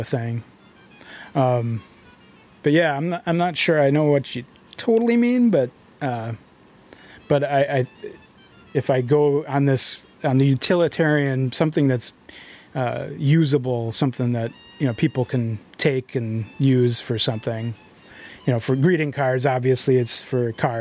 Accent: Arcadia, Wisconsin, United States; moved away as an adult; also born or lived in St. Paul, Minnesota; Grew up in Arcadia, so I came back to the area recently

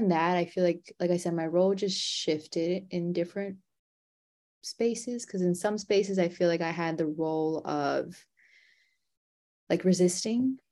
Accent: New York City, New York, United States; I was born and raised in New York City

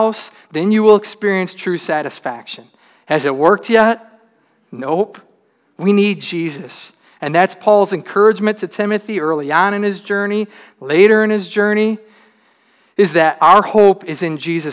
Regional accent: Troy, Michigan, United States; I grew up in Troy in a pretty good neighborhood.

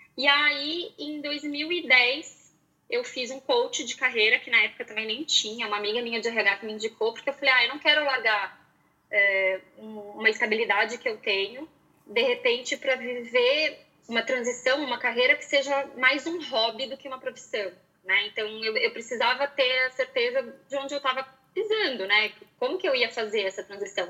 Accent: Porto Alegre, Rio Grande do Sul, Brazil; eu nasci em Porto Alegre

